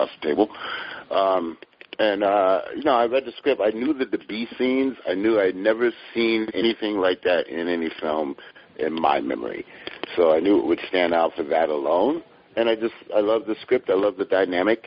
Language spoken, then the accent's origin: English; Hartford, Connecticut, United States; I grew up in Hartford, Connecticut, which is just in the same pocket as every other dysfunctional hood in America.